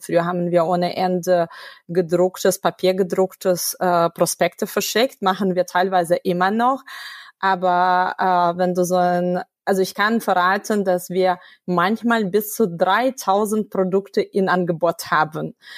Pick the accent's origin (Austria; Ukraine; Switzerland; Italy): Ukraine; first language Russian; German is a second language; now in Germany; ich komme ursprünglich aus der Ukraine. Meine Muttersprache ist Russisch.